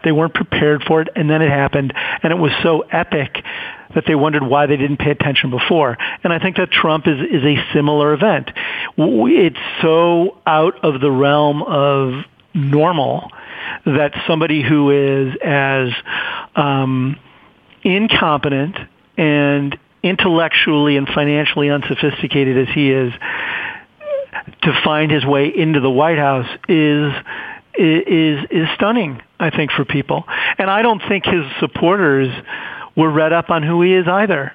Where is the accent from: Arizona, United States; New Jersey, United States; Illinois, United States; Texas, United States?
Illinois, United States; Chicago; I grew up in Chicago.